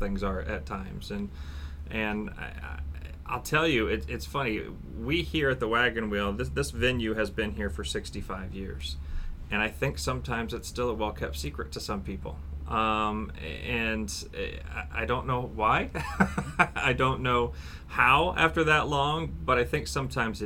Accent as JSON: {"language": "English", "town": "Markle", "region": "Indiana", "country": "United States", "tie": "born or raised there", "lives_now": "Warsaw, United States", "said": "I'm from Markle, Indiana, originally, which is just south of Fort Wayne. Went to Huntington North High School, graduated from there in 1997"}